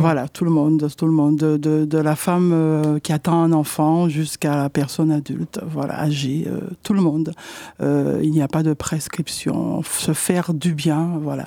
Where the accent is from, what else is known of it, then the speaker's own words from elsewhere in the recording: Martinique; now in Poitiers, France; je suis de la Martinique, en fait, et, euh, depuis deux mille quinze, euh, j'habite, euh, sur Poitiers